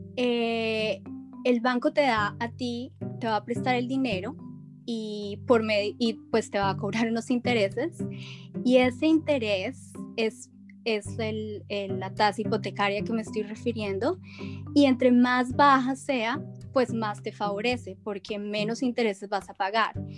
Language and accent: Spanish; Bogotá, Colombia; moved away as an adult; now in United States; soy originalmente de Colombia, eh, soy bogotana